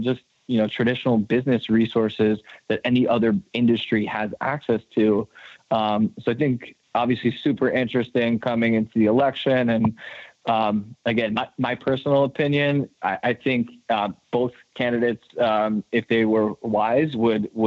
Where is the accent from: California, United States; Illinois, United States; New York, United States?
New York, United States; my home state of New York